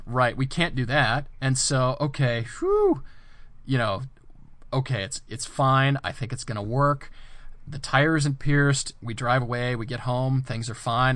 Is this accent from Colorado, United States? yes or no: yes; Colorado, United States; moved away; I grew up in Colorado